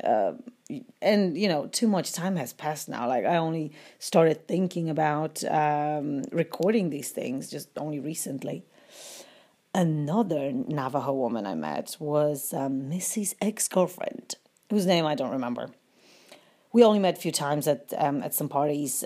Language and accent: English; Łódź, Łódź Voivodeship, Poland; moved away as an adult; I was from Wooch and my dad was a policeman